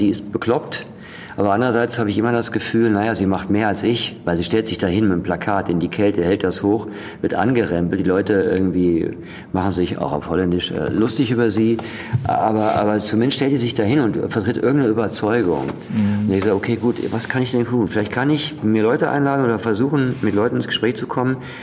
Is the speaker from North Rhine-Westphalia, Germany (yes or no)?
yes; Dortmund, North Rhine-Westphalia, Germany; also born or lived in Essen; Ich komme aus Dortmund.